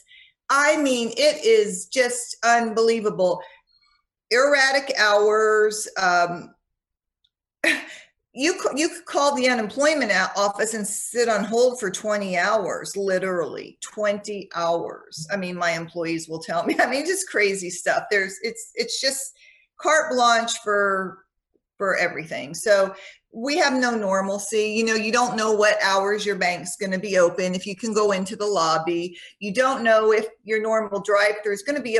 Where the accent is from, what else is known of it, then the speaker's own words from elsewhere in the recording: Orange, California, United States; I grew up in Orange